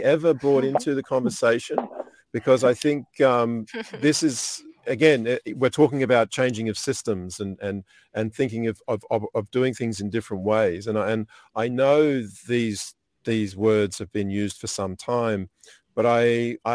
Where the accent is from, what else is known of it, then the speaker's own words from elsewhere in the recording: Australia; from Radisson Blu in Australia. So my hometown or my country.